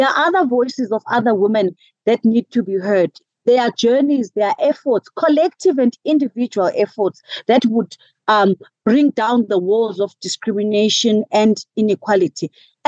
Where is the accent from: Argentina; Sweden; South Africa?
South Africa; first language isiXhosa; English is a second language; So, I mean, in my native language, in isiXhosa, there is a phrase